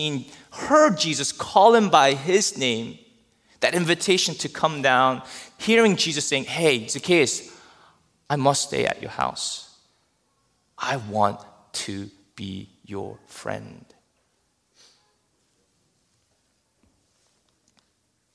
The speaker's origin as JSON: {"language": "English", "region": "New Jersey", "country": "United States", "said": "I'm from New Jersey."}